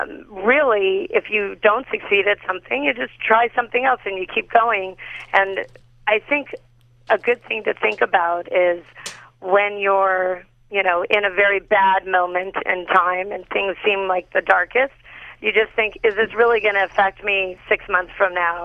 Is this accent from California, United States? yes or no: yes; Los Angeles, California, United States; I'm a Valley girl, born and raised in L.A.